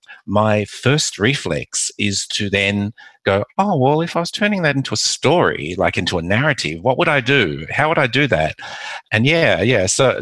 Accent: Macau; born there; I was born in Macau

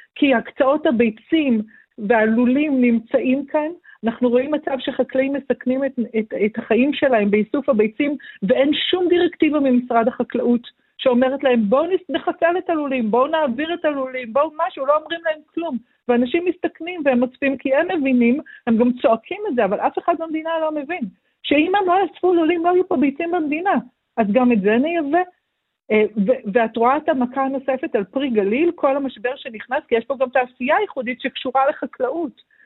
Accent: Kiryat Shmona, Northern District, Israel; now in Rosh Pina, Israel; נולדתי וגדלתי בקריית שמונה, אני גרה היום בראש פינה

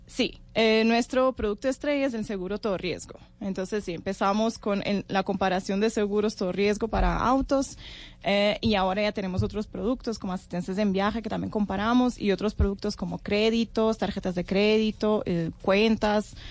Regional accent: Portugal; moved away as an adult; now in Colombia; Yo soy de Portugal

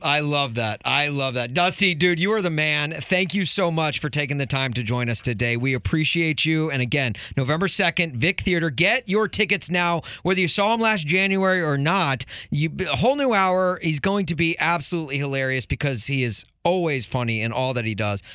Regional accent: Nashville, Tennessee, United States; now in Chicago, United States; I grew up in Nashville

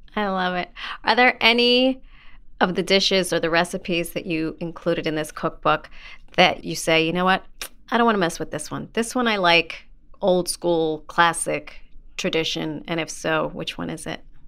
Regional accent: New York City, New York, United States; growing up in the Bronx, New York, I would say I am Jew-ish

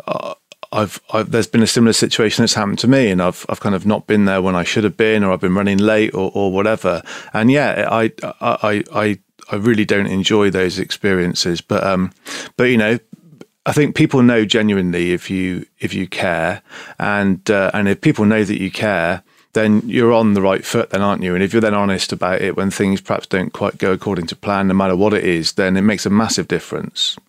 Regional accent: Bristol, South West England, United Kingdom; I'm from Bristol. I'm proud to be Bristolian.

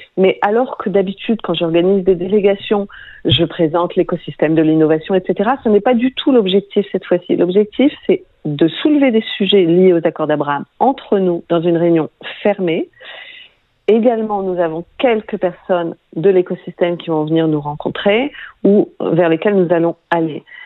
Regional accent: France; quand on est français

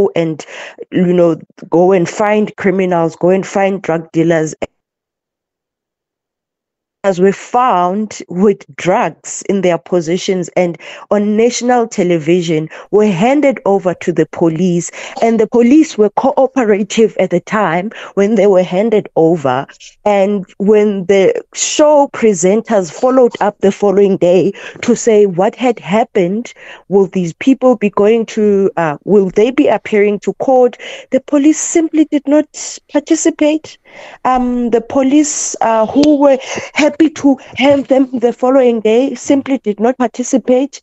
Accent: South Africa; as a South African living in this country

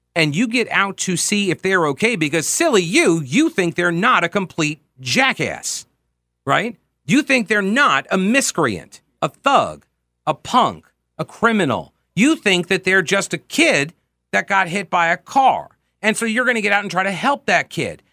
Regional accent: Long Island, New York, United States; now in Charlotte, United States; we were on Long Island

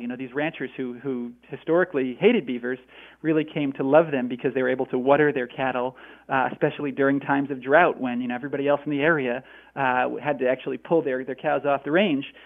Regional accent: Northeast, United States; now in Northwest, United States; I grew up I grew up in in uh, the Northeast, and now I live in the Northwest

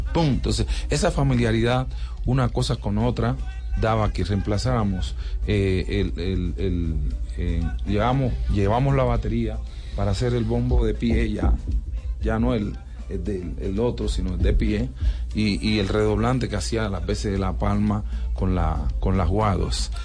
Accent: Colombia; yo soy descendente de África, pero yo soy colombiano

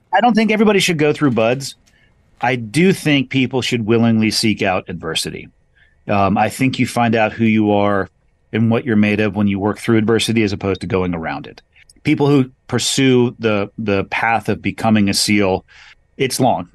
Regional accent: California, United States; solidly middle class growing up on the West Coast, uh, in California at a beach town

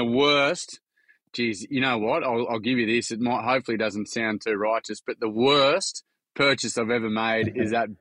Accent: Queensland, Australia; I'm a Queenslander, so we only got colour TV up there a few months ago.

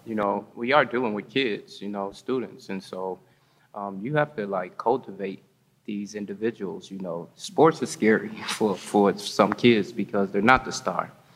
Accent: Gary, Indiana, United States; now in Madison, United States; I come from Gary, Indiana

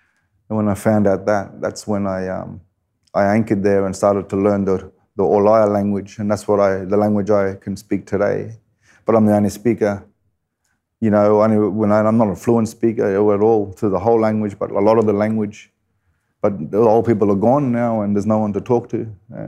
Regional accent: Kuranda, Queensland, Australia; Growing up in Coranda. Well, it's a rainforest town and Jabbergai country, belonging to the Jabbergai people. And such a wonderful place to grow up, you know.

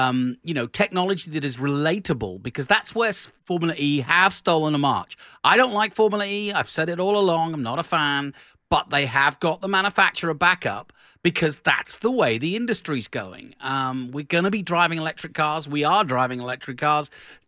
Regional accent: England, United Kingdom; I'm English.

